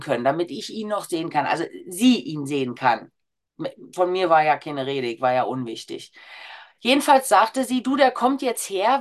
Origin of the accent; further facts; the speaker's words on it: Berlin, Germany; Als Berlinerin Großschnauze